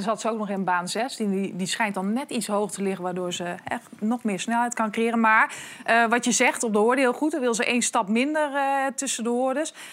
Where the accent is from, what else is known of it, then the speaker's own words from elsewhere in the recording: Prinsenbeek, North Brabant, Netherlands; Ik kom uit het zuiden. Sterker nog, ik kom uit Prinsenbeek